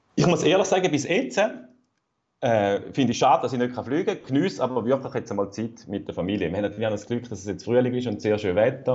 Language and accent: German; Rüschlikon, Zurich, Switzerland; Ich komme aus Rüestiken